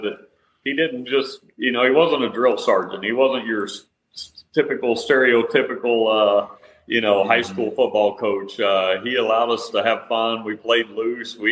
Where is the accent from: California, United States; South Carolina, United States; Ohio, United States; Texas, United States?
Texas, United States; also born or lived in Utah; now in Arizona, United States; growing up in Texas, that's kind of was the main sport